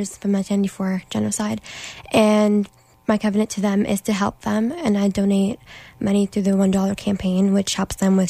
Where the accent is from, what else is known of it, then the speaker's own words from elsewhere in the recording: Ottawa, Ontario, Canada; here in Canada, in Ottawa, because it's my hometown